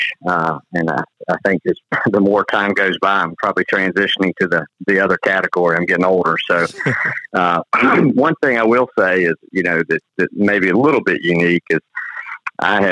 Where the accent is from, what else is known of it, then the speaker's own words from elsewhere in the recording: Rome, Georgia, United States; I grew up in Rome, Georgia